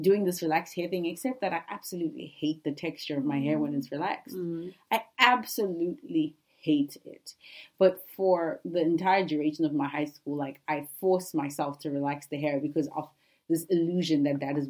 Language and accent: English; Zimbabwe; I grew up in Zimbabwe